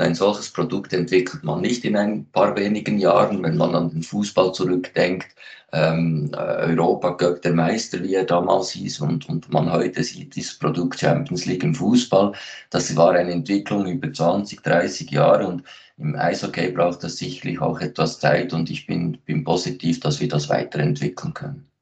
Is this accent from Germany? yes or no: no; Switzerland; bei uns in der Schweiz